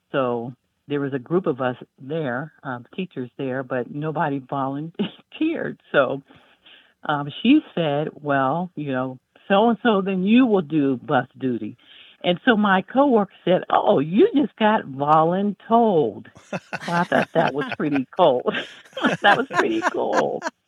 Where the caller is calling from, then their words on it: Greensboro, North Carolina, United States; I'm calling from Greensboro, North Carolina.